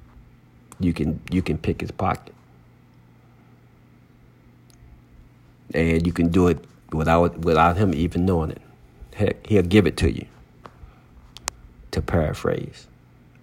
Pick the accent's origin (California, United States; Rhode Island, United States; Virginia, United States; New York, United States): Virginia, United States; Henrico County; growing up in Henrico County